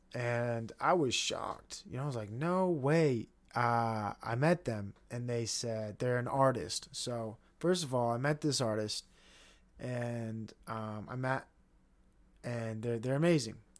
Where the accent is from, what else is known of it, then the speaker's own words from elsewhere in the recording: United States; as an American